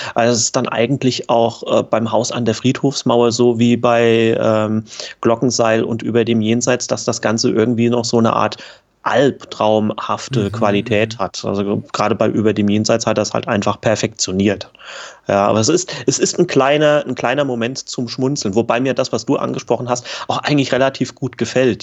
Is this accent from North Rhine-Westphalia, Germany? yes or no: no; Kaiserslautern, Rhineland-Palatinate, Germany; Kaiserslautern schreibe ich allerdings ja dann auch sowieso meistens ähm, hier rein, ist äh, die Heimat von mir